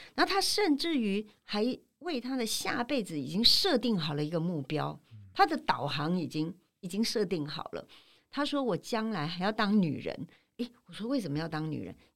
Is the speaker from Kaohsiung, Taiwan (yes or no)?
no; Taipei, Taiwan; moved away as an adult; now in Tainan, Taiwan; 我是在台北土生土长嗯，成长六十七年，哈台南，六十一七年年我才离开了一个很熟悉的环境，然后搬到一个台南